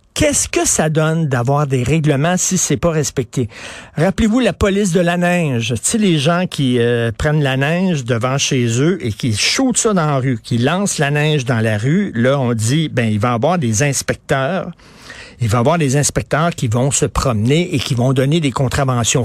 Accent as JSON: {"language": "French", "region": "Quebec", "country": "Canada"}